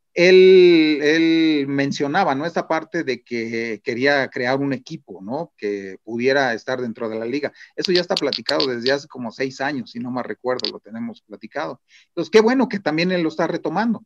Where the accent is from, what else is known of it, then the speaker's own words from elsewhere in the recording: Mexico; como mexicanos